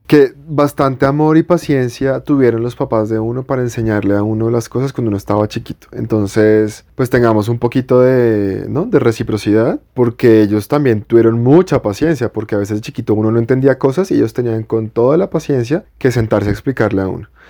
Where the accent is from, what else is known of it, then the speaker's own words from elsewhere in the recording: Bogotá, Colombia; Yo soy Rolo de toda la vida. O sea, de que nací aquí y me he criado en Bogotá toda la vida